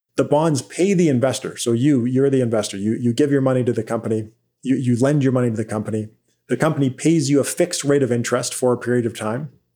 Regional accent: Vancouver Island, British Columbia, Canada; now in Ottawa, Canada; I actually grew up on Vancouver Island, British Columbia, and now I live in, in Ottawa

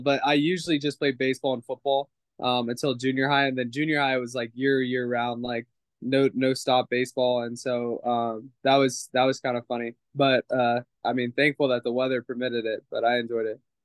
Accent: California, United States; moved away; I grew up in California

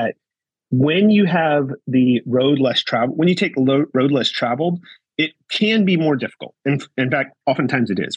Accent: United States; We're from USA

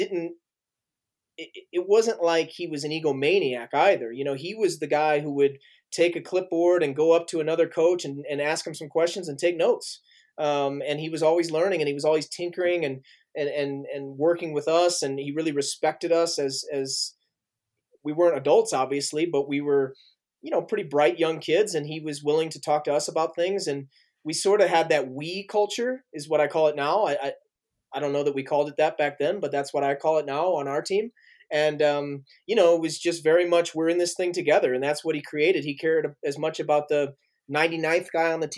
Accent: St. Louis, Missouri, United States; born or raised there; moved away as an adult; now in Flagstaff, United States

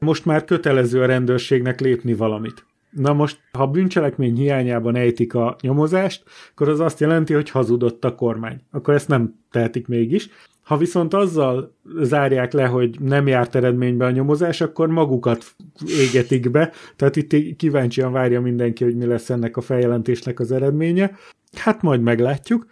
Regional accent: Borsod-Abaúj-Zemplén, Hungary; Hárman borsodból származunk

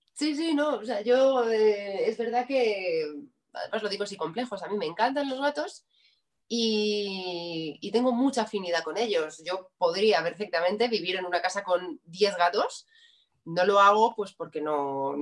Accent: Madrid, Community of Madrid, Spain; Yo soy de Madrid.

